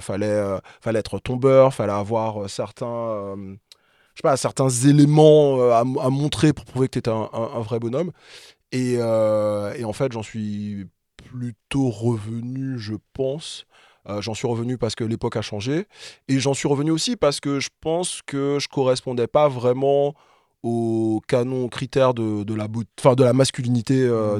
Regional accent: Martinique; moved away as an adult; now in Paris, France; je suis martiniquais, je suis né, j'ai grandi là-bas, principalement, et je suis arrivé ici, euh, étudiant

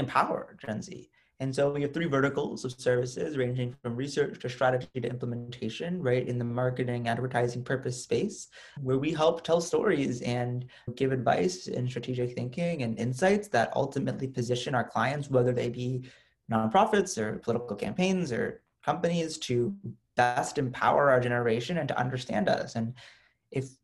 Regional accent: United States; as an American Muslim, as a progressive, as a student

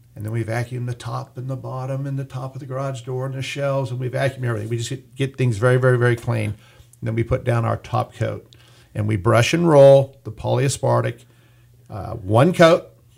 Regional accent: Bakersfield, California, United States; Born and raised in Bakersfield.

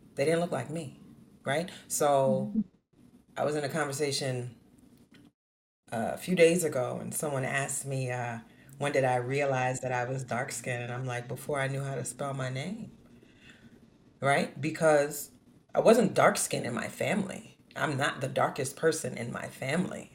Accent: New Orleans, Louisiana, United States; born and raised in New Orleans, Louisiana

